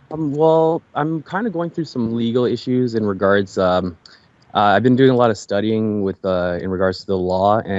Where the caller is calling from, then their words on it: Toronto, Ontario, Canada; from Canada, Toronto, Canada.